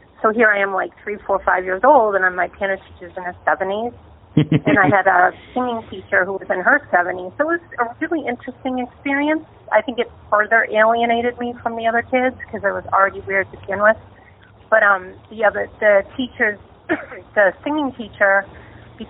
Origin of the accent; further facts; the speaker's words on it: Lowell, Massachusetts, United States; also born or lived in Allston / Somerville; I'm originally from Lowell